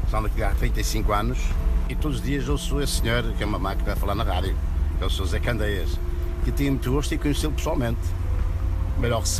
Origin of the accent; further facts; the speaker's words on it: Ponte de Lima, Viana do Castelo, Portugal; moved away; Não, não, sou de Ponte Lima.